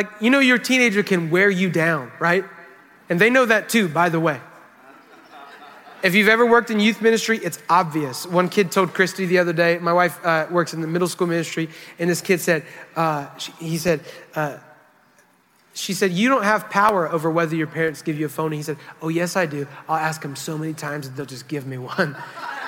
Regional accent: United States; We're from America

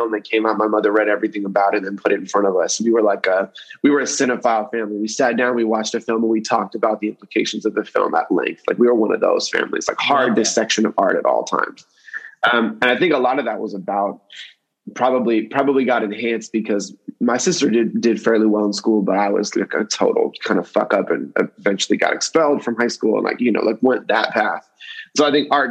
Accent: Berkeley, California, United States; I grew up in Berkeley, actually. I grew up in Berkeley, California, outside of Oakland.

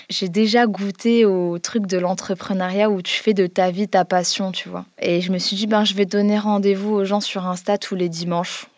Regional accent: Guénange, Grand Est, France; on a grandi euh, dans une petite ville qui s'appelle Guénange, en Lorraine

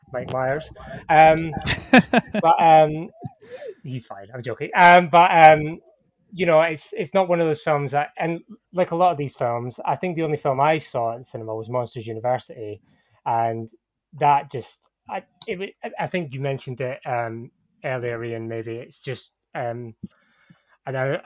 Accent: Scotland, United Kingdom; being Scottish

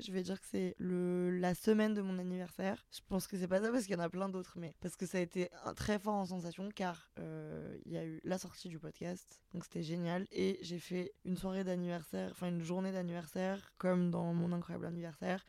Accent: Lyon, Auvergne-Rhône-Alpes, France; moved away as an adult; now in Paris, France; je suis lyonnaise

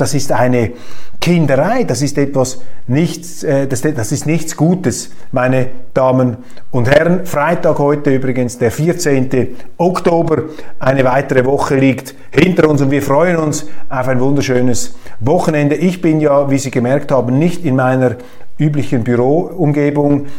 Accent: Switzerland; bei uns in Europa oder in der Schweiz

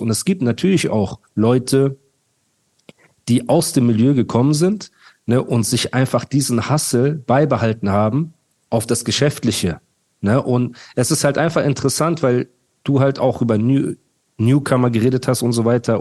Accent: Heidelberg, Baden-Württemberg, Germany; ich komme aus Heidelberg

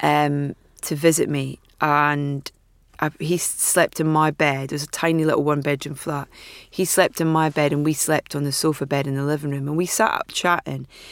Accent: Anstruther, Scotland, United Kingdom; I was from Anstruther.

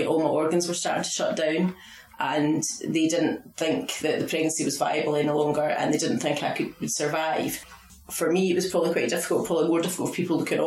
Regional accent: Falkirk, Scotland, United Kingdom; moved away as an adult; now in Fife, United Kingdom; I'm from Falkirk, I'm from through the west of Scotland.

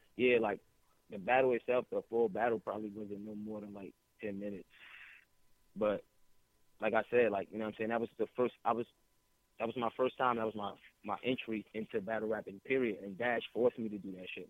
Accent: East Orange, New Jersey, United States; I'm from East Orange. I ain't from North

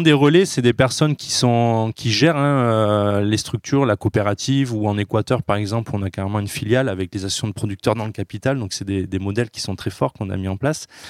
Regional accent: Carpentras, Provence-Alpes-Côte d'Azur, France; il a été un des fondateurs de la Biocop à Carpentras. Donc moi, tout petit, j'ai grandi aussi dans la Biocop

